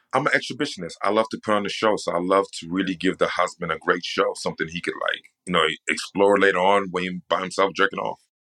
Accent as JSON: {"language": "English", "region": "New York", "country": "United States", "said": "I'm from New York, right? So I'm from the East Coast"}